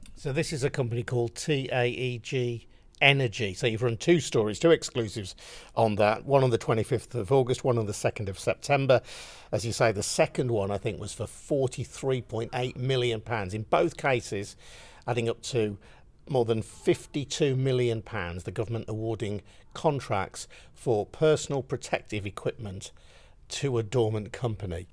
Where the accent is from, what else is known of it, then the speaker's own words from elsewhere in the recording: West Midlands, United Kingdom; also born or lived in Birmingham; mine of the West